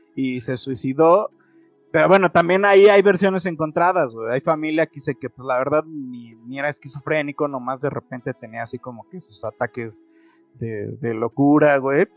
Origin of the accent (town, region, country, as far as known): Mexico